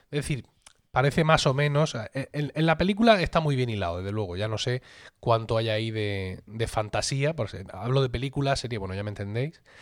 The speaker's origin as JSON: {"language": "Spanish", "town": "Blanca", "region": "Region of Murcia", "country": "Spain"}